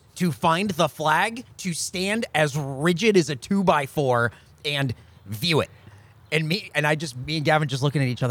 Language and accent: English; San Diego, California, United States; now in Austin, United States; That was San Diego in the 90s. Growing up there